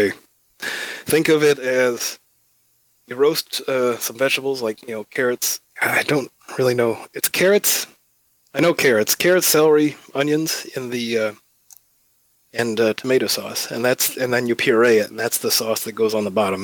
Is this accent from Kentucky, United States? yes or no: no; Illinois, United States; moved away as an adult; also born or lived in Davenport, Iowa; now in Savannah, United States; I grew up in Illinois, so when I moved down south here